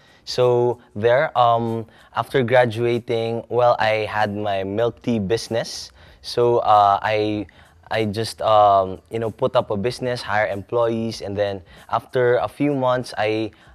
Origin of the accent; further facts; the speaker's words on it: Manila, Metro Manila, Philippines; moved away; I came from Manila, Philippines.